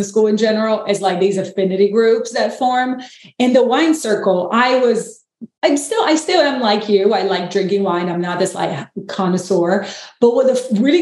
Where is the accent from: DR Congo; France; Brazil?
Brazil; now in United States; I'm from Brazil, live in the US, and my partner is French